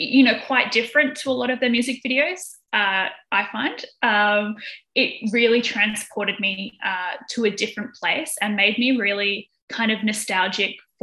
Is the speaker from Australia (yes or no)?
yes; Australia; I am from Australia